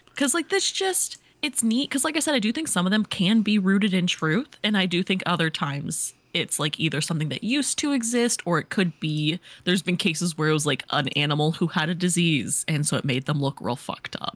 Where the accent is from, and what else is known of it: Missouri, United States; born or raised there